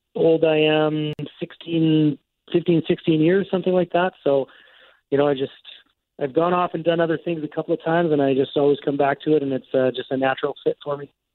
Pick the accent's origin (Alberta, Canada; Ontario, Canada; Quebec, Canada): Alberta, Canada; also born or lived in Vancouver; now in Winkler, Canada; I'm from Alberta.